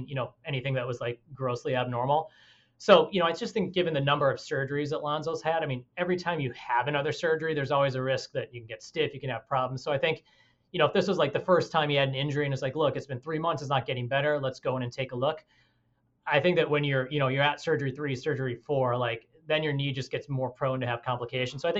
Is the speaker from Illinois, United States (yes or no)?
yes; Chicago, Illinois, United States; moved away; I'm from Chicago, you know, so I'm originally from Chicago